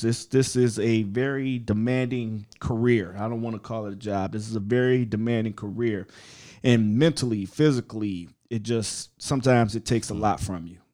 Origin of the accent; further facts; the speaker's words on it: Ohio, United States; moved away; I'm from Ohio originally